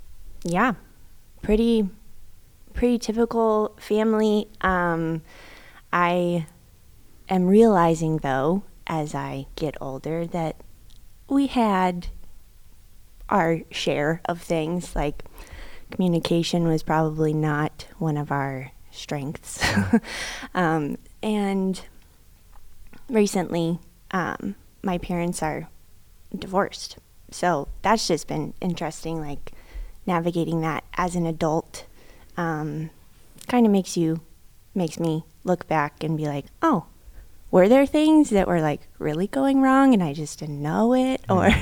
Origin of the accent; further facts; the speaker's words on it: Kansas, United States; I am from Kansas, from the Midwest.